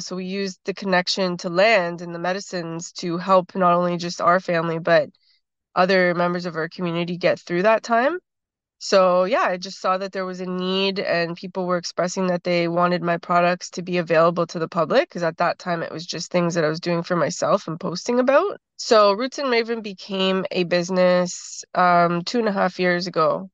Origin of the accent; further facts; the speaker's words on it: Toronto, Ontario, Canada; also born or lived in Six Nations, Ontario; I grew up in Toronto